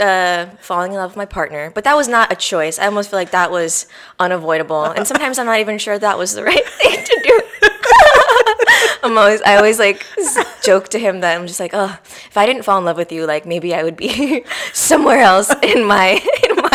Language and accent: English; Kapolei, Hawaii, United States; moved away; also born or lived in Honolulu, Hawaii / New York City; So I'm born and raised in Hawaii. I grew up on the west side of Oahu in a little town called Kapolei